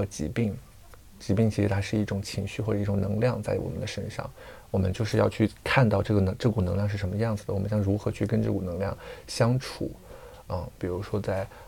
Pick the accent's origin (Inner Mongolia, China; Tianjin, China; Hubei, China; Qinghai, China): Qinghai, China; Tibetan area of; 我是来自青海藏区的，我爸爸是藏族，妈妈是汉族。嗯啊，所以就是有一点点半藏半汉的感觉啊，然后也是，呃，因为从小生活在藏区，嗯，也是以游牧民族的文化为主